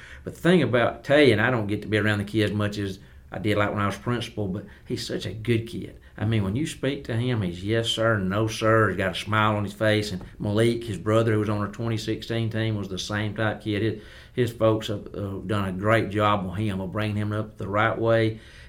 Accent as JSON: {"language": "English", "area": "Fayette County", "region": "West Alabama", "country": "United States", "lives_now": "Roanoke, United States", "said": "I'm a West Alabama boy. I'm from Fayette County."}